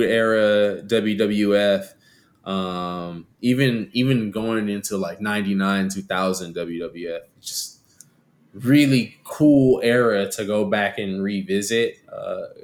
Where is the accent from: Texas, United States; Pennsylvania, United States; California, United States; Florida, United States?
Texas, United States; San Antonio; my hometown team, Spurs